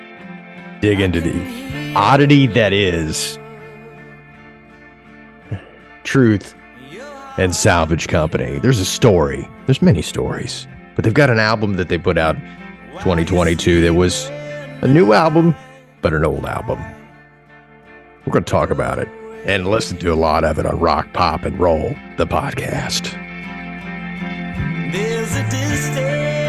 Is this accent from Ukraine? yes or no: no; Indiana, United States; I'm from Indiana